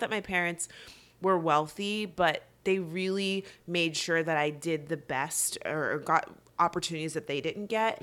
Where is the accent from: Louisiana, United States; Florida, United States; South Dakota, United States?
Florida, United States; West Palm Beach; I'm originally from South Florida, West Palm Beach